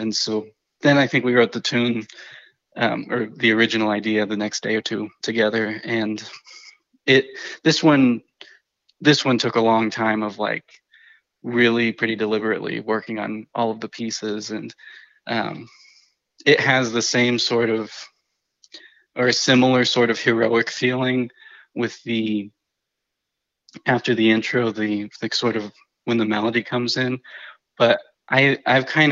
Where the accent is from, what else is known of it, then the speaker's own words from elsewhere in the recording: New Mexico, United States; I grew up in New Mexico